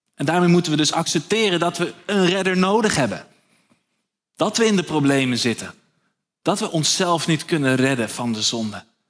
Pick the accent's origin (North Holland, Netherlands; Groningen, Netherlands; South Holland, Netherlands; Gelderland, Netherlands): North Holland, Netherlands; Nieuw-Vennep; Ik ben zelf opgegroeid in Nieuw-Vennep, eh, onder de rook van Schiphol